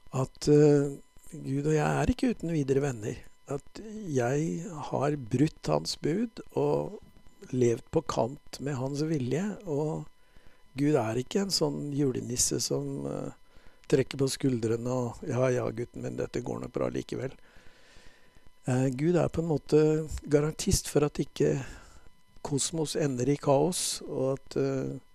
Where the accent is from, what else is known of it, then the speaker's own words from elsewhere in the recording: Bærum, Akershus, Norway; Jeg vokste opp i Bærum utenfor Oslo